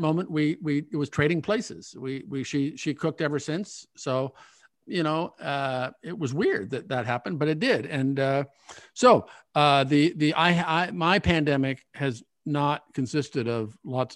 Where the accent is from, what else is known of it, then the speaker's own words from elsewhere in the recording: Omaha, Nebraska, United States; I grew up in Omaha